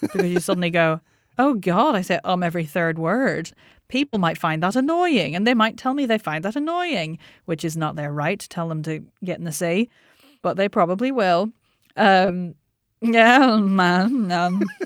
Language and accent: English; Northern Ireland, United Kingdom; I'm Northern Irish